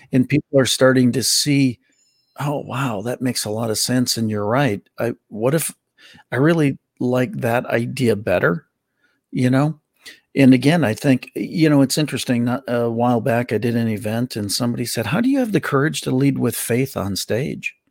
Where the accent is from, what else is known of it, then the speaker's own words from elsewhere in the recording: Milwaukee, Wisconsin, United States; I grew up in Milwaukee.